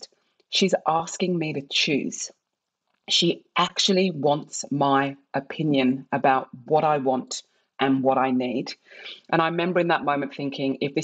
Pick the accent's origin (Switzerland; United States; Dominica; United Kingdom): United Kingdom; England; accent: English; moved away as an adult; also born or lived in Nigeria; now in Australia; I was born in England and I was one of many Nigerian children of middle-class families that were fostered in England